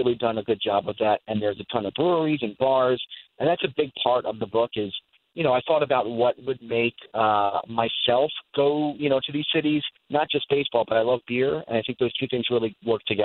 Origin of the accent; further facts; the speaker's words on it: Philadelphia, Pennsylvania, United States; moved away; we're from Philadelphia originally